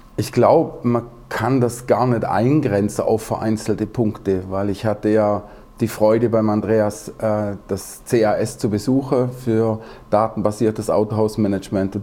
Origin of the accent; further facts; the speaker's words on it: Southern Germany, Germany; ich bin ja aus dem Süddeutschen